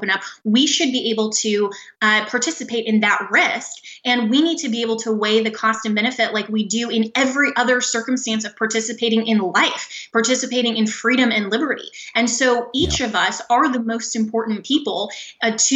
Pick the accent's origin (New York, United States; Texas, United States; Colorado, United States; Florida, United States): Colorado, United States; in my home state of Colorado